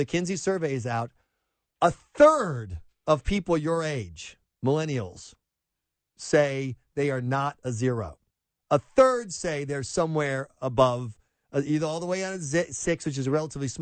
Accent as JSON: {"language": "English", "region": "South Carolina", "country": "United States", "tie": "born or raised there", "moved": "yes", "said": "My whole life, I was treated like a redneck in South Carolina, which is what I grew up as"}